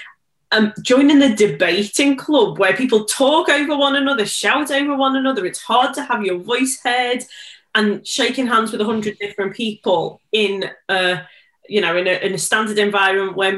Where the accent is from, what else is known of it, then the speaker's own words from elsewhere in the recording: Liverpool, North West England, United Kingdom; I'm from Liverpool, it's such a Scouse thing to shorten the word.